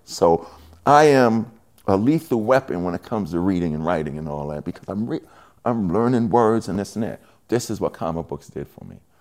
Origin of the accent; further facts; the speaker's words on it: New York City, New York, United States; now in New Jersey, United States; from Hollis, Queens